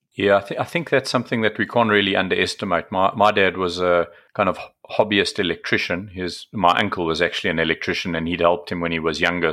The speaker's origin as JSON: {"language": "English", "country": "South Africa", "said": "I'm from South Africa, as you know, so rugby is certainly a sport we played over here"}